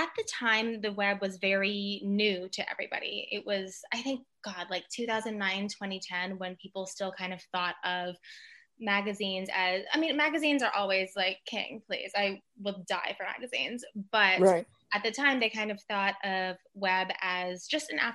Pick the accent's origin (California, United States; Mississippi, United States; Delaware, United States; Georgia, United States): Mississippi, United States; I grew up in Mississippi and I'm half Filipino